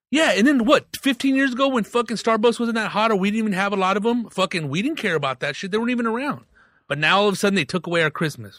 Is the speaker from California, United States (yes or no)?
yes; Riverside, California, United States; I grew up in Riverside